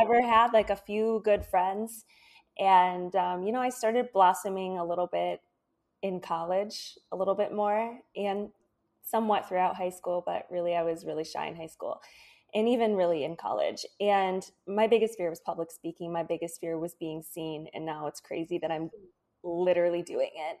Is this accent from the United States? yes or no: yes; Michigan, United States; moved away as an adult; also born or lived in Florida; I moved from Michigan, where I grew up, to Florida